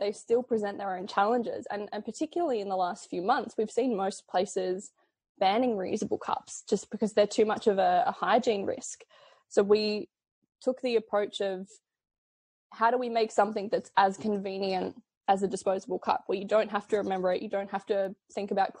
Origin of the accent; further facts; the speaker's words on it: Adelaide, South Australia, Australia; I'm from Adelaide